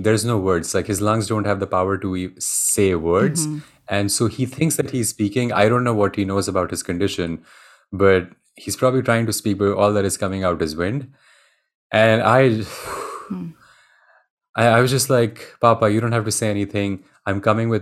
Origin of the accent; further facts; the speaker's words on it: India; moved away as an adult; I grew up in India.